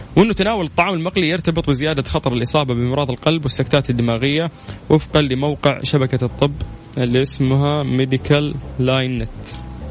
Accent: Saudi Arabia; عندنا في السعودية

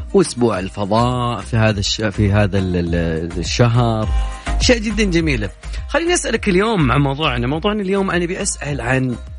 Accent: Saudi Arabia; لنا كسعوديين

